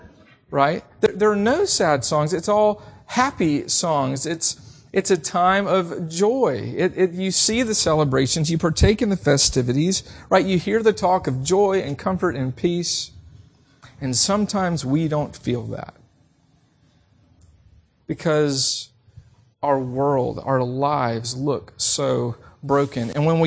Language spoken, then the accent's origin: English; the South, United States; Even growing up in the South, I heard a lot on the radio